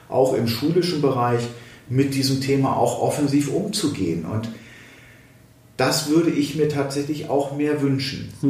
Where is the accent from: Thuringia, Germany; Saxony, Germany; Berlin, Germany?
Thuringia, Germany; Da kann man natürlich als Thüringer da sagen, boah, ja, gut, eine Bundesratsinitiative wäre gut.